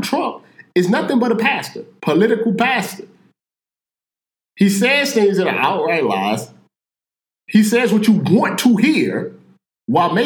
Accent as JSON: {"language": "English", "town": "St. Louis", "region": "Missouri", "country": "United States", "said": "I'm from Missouri, St. Louis, Missouri"}